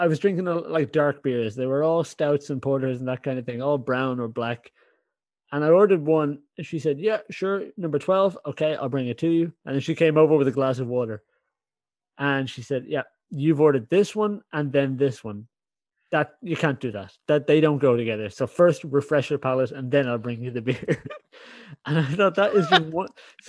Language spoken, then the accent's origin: English; Ireland; now in Netherlands; I'm an Irish guy in the Netherlands.